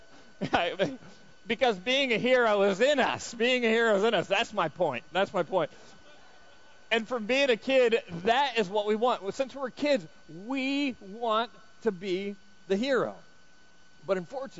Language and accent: English; United States; we're from America